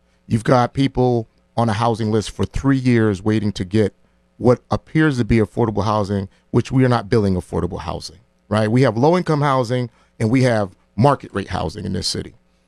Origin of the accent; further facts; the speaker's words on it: New Haven, Connecticut, United States; Here's what I know growing up in New Haven.